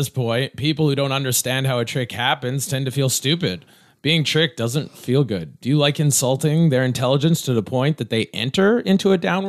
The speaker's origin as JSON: {"language": "English", "country": "Canada", "said": "I'm Canadian"}